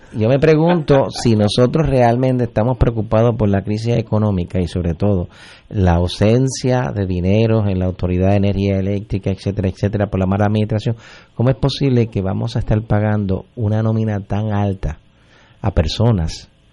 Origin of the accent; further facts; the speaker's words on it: Puerto Rico; todos somos puertorriqueños